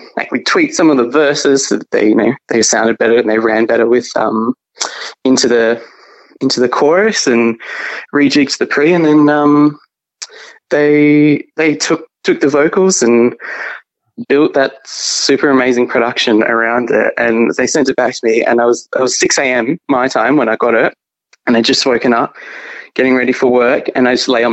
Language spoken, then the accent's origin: English; Mandurah, Western Australia, Australia; now in Albany, Australia; I'm from Mandurah. Okay. Which is an hour south of Perth.